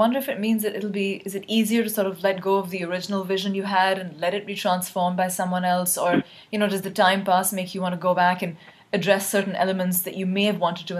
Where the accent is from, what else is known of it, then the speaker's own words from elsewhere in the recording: Karachi, Sindh, Pakistan; when I was growing up in Karachi.